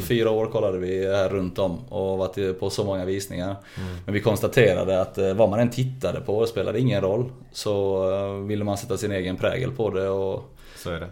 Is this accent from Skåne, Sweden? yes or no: yes; Lund, Skåne, Sweden; accent: Rikssvenska; moved away; där växte vi upp eh, på Gunnesbo, mina första 15 år